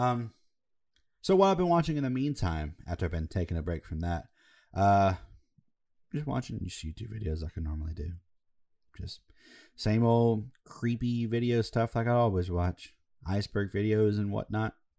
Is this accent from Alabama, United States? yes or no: yes; Alabama, United States; we're from Alabama